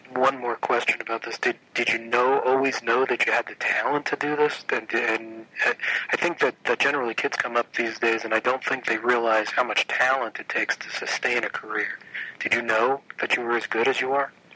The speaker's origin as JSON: {"language": "English", "area": "Long Island", "region": "New York", "country": "United States", "tie": "born or raised there", "said": "I grew up on Long Island also"}